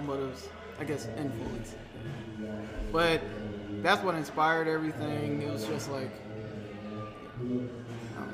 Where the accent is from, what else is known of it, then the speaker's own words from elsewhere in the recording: Georgia, United States; moved away as an adult; now in Springfield, United States; I was raised from Georgia, so I have a little bit of Southern roots